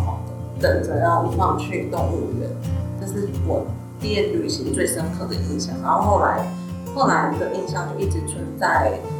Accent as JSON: {"language": "Chinese", "region": "Tainan", "country": "Taiwan", "tie": "born or raised there", "moved": "as an adult", "lives_now": "Taipei, Taiwan", "said": "我家在台南。然后我从大学的时候就来台北念书，然后之后就一直在台北工作了，就就是南部小孩的代表。"}